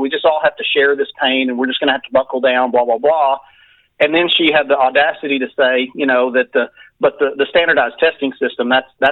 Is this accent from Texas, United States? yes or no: yes; Texas, United States; I had gone back to my hometown as superintendent.